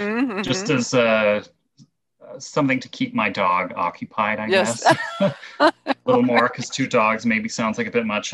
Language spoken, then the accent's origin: English; Canada; as a Canadian